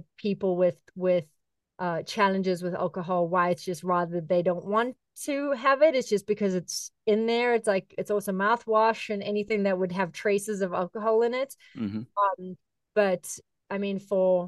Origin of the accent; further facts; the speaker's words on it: South Africa; moved away; as a kid growing up in South Africa